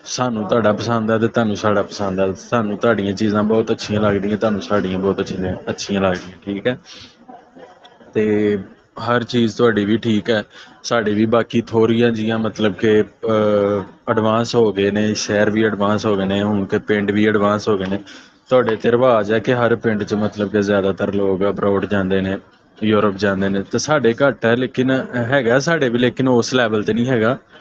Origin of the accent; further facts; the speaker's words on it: Narowal, Punjab, Pakistan; ਨਾਰਵਾਲ ਤੋਂ ਬੋਲਦਾ